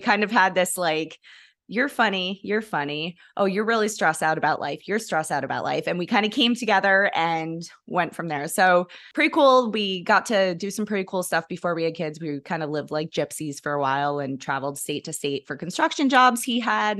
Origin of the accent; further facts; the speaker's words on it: New York, United States; now in Kentucky, United States; I grew up in New York